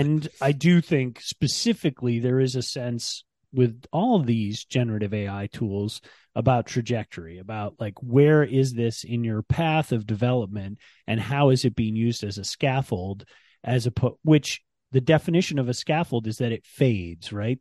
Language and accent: English; Ann Arbor, Michigan, United States; I grew up in Ann Arbor